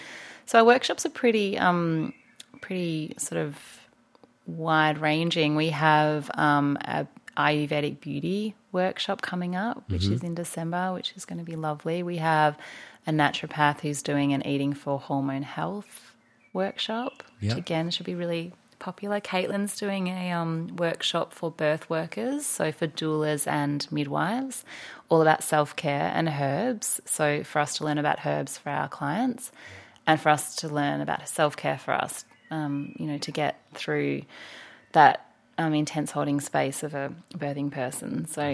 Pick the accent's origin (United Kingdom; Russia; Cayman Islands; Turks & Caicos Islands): United Kingdom; Anglesey, Wales; I grew up in Anglesey at the beach, so it's an important part of my life too.